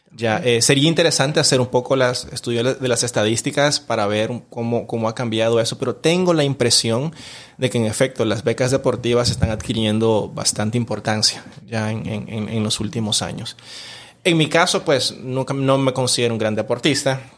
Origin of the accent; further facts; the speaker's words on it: Managua, Nicaragua; yo nací y crecí en un, en un barrio de clase media baja en, Managua